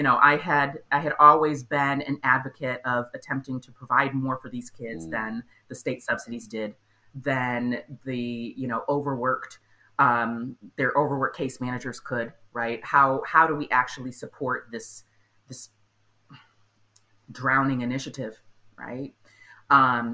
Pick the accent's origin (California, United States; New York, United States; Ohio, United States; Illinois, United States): Illinois, United States; outside Chicagoland; growing up outside of Chicagoland, Illinois.